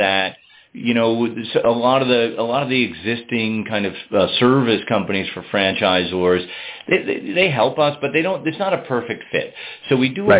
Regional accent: Albany, New York, United States; moved away as an adult; also born or lived in Boston, Massachusetts / overseas (Switzerland); now in Waitsfield, United States; I grew up in the Northeast in Albany, New York

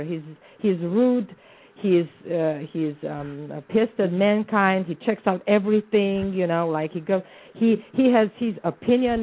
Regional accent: Bucharest, Romania; moved away as an adult; now in Arizona, United States; I was born and raised in the Balkans

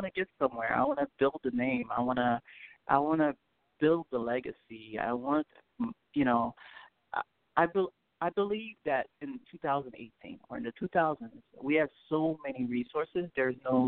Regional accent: Port-au-Prince, Haiti; now in United States; Well, I'm from Haiti. I was born in Haiti. I was born in Port-au-Prince, Haiti. My family came to the United States back in like 98

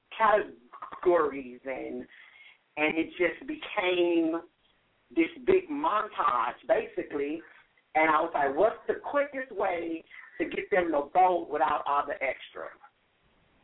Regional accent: St. Louis, Missouri, United States; now in Miami, United States; in St. Louis, Missouri, which is my hometown.

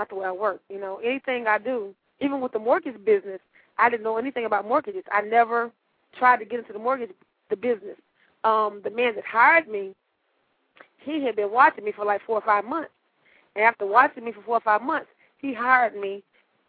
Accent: Dallas, Texas, United States; I have a 214 area code, I'm from Dallas, Texas

